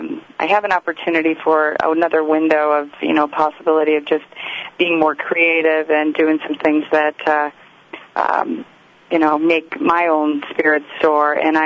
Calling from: Los Angeles, California, United States; Los Angeles.

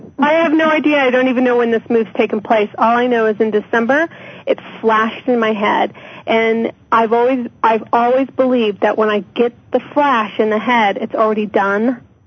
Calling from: Colorado, United States

